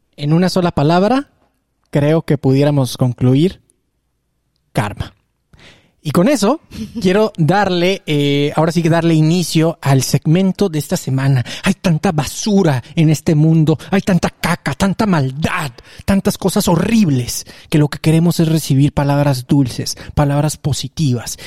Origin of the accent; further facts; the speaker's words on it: Mexico; como mexicanos